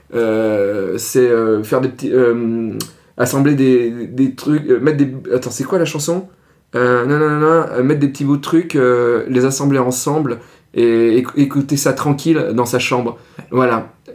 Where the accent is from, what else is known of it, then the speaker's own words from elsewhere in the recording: Ardèche, Auvergne-Rhône-Alpes, France; moved away; j'y retourne parce que c'est là, là d'où je viens